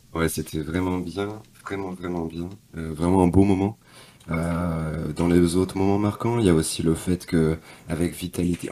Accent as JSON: {"language": "French", "region": "Normandy", "country": "France", "moved": "as an adult", "said": "je suis du nord de la France, je suis de Normandie"}